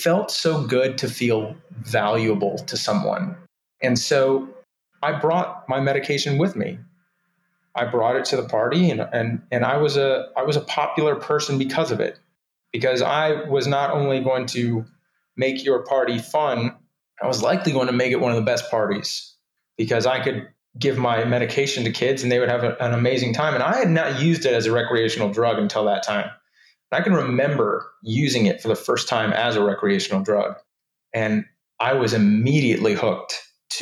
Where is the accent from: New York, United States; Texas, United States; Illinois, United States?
Texas, United States; Houston; also born or lived in Austin, Texas / Georgia; we moved from Houston to Austin, start high school, not knowing anybody